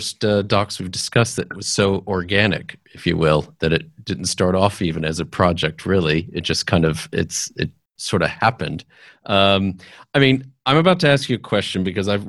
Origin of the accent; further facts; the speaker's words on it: San Antonio, Texas, United States; a South Texan born and bred